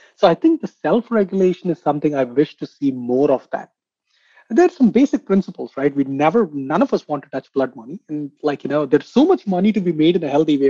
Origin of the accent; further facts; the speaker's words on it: India; I come from India